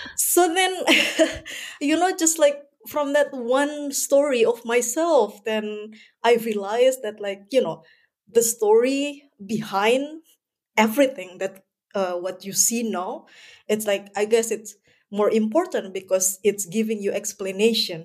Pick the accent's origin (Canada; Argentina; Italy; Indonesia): Indonesia; moved away as an adult; also born or lived in Germany; now in Hamburg, Germany; I'm originally from Indonesia, but somehow I uh, no living in germany i've been 10 years living in germany